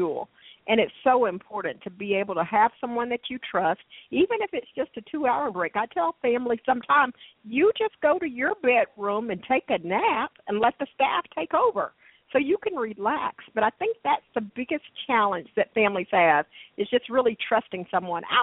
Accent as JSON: {"language": "English", "town": "Dallas", "region": "Texas", "country": "United States", "tie": "born or raised there", "said": "I was born and raised here in Dallas"}